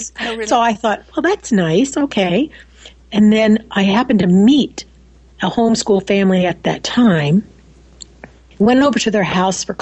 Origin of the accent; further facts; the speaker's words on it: Wichita, Kansas, United States; also born or lived in New York; now in Nebraska, United States; No, actually, um, I was born in New York and moved to Wichita, Kansas.